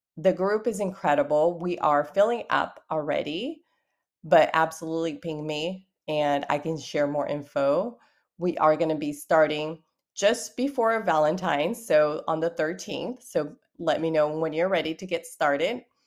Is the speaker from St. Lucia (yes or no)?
no; Brazil; I'm from Brazil